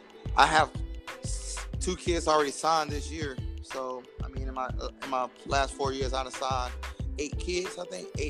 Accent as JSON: {"language": "English", "town": "Oxford", "region": "North Carolina", "country": "United States", "also_born_or_lived": "Springfield, Missouri / Eugene, Oregon", "said": "I'm from North Carolina, Oxford, Henderson area."}